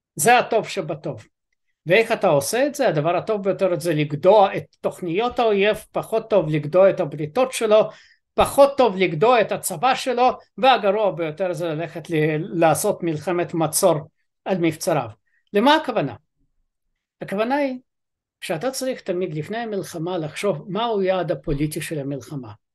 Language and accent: Hebrew; Ukraine; now in Israel; אני אוקראיני